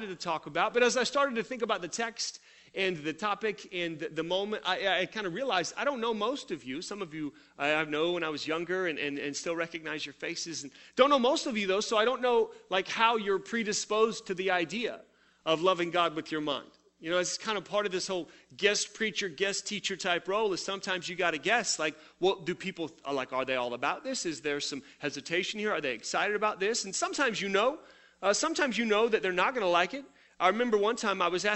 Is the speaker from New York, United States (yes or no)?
no; Tulsa, Oklahoma, United States; I grew up in Tulsa at another church here in town